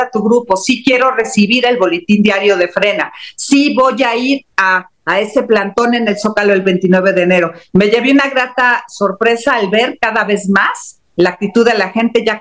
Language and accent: Spanish; Mexico; nosotros como mexicanos